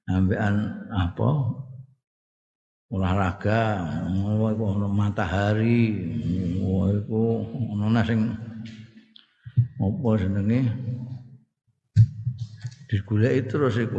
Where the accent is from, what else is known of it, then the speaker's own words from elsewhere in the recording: Java, Indonesia; afiat itu ya wilujeng nek cara aku aku wong Jawa ngertiku ya wilujeng iku.